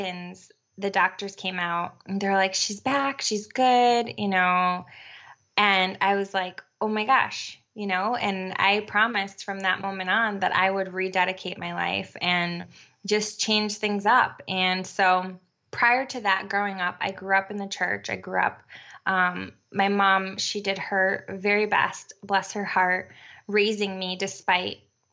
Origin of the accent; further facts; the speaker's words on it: Connecticut, United States; also born or lived in New York; now in Puerto Rico; And we moved to Connecticut when I was about, I don't know, 7 or 8 years old. And I grew up in Connecticut